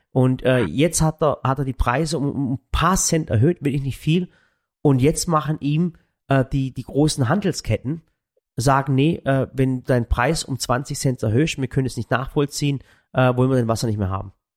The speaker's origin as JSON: {"language": "German", "town": "Waghäusel", "region": "Baden-Württemberg", "country": "Germany", "said": "wir kommen aus Waghäusel"}